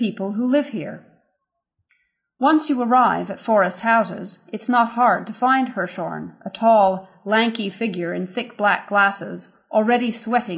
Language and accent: English; New York City, New York, United States; when I was growing up in New York City